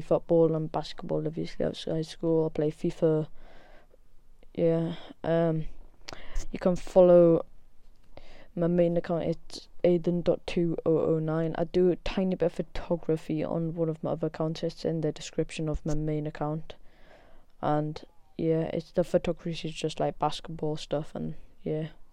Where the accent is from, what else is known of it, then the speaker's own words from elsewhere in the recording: Newcastle upon Tyne, North East England, United Kingdom; I come from Newcastle.